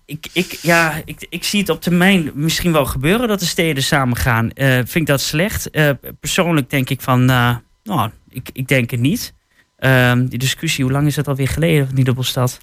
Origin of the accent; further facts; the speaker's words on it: Twente, Overijssel, Netherlands; als Twentenaar